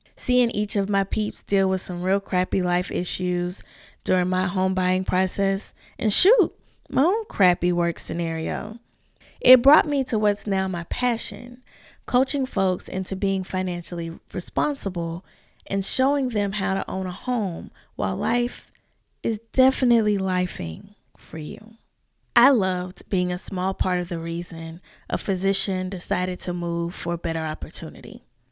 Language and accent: English; the South, United States; I'm a Southern girl living in my hometown, and the new locals here call me a unicorn.